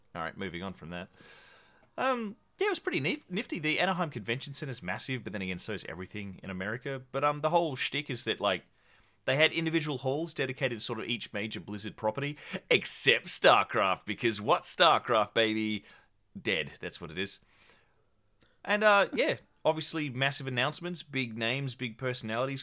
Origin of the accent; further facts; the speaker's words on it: Tasmania, Australia; I got shipped out from my tiny, frigid island of Tasmania